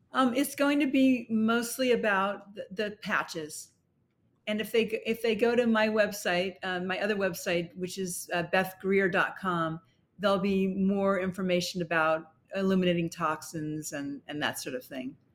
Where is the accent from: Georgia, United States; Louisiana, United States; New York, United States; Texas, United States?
New York, United States; New York City; we lived in Brooklyn